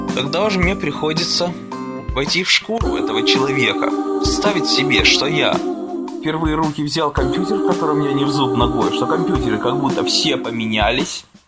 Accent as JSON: {"language": "Russian", "town": "Odesa", "region": "Odesa Oblast", "country": "Ukraine", "tie": "born or raised there", "moved": "yes", "said": "мы с ней из одного города родом, мы оба одесситы"}